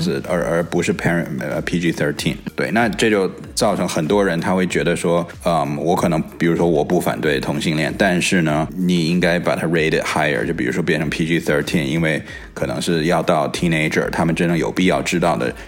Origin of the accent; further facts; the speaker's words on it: China; now in Silicon Valley, United States; 我小的时候在， 在中国的时候，我暑假都在做暑假作业